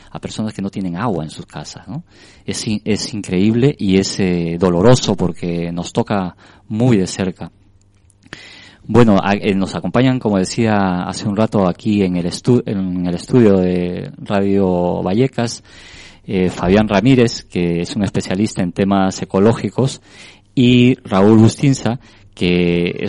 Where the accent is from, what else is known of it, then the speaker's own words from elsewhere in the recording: Peru; Una realidad donde los, eh, nadie sabe en realidad cuántos somos, por ejemplo, en el Perú.